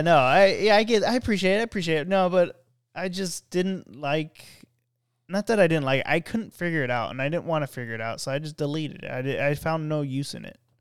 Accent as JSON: {"language": "English", "region": "California", "country": "United States", "said": "I'm from California"}